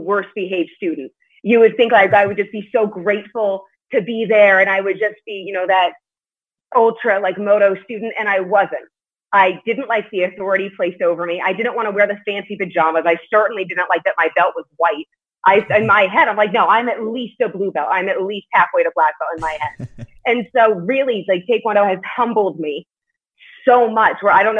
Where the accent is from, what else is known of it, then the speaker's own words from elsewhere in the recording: Las Vegas, Nevada, United States; also born or lived in New York City; we moved to Las Vegas from New York City